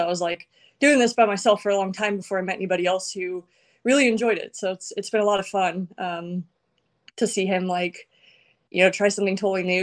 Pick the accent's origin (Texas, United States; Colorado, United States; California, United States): California, United States; Paradise; I'm from Paradise, California